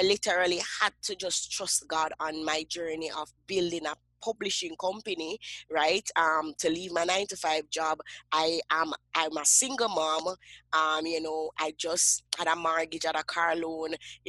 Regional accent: Kingston, Jamaica; I grew up in Kingston, Jamaica, and I grew up in what we call the inner city, you know, the ghetto of Kingston, Jamaica.

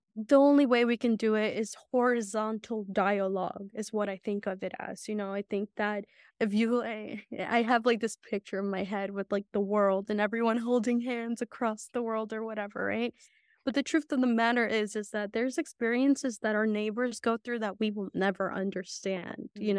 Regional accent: Santa Catarina Yosonotu, Oaxaca, Mexico; now in United States; I was born in Oaxaca. My parent, my family is That's still in Oaxaca.

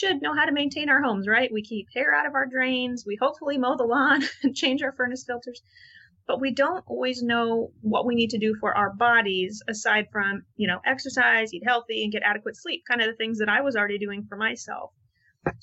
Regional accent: Midwest, United States; I grew up in the Midwest

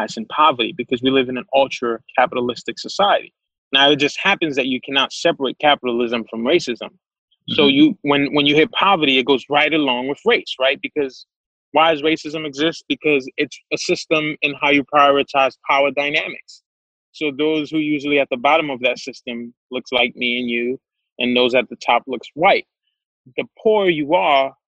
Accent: New York City, New York, United States; also born or lived in Haiti; I grew up in Crown Heights

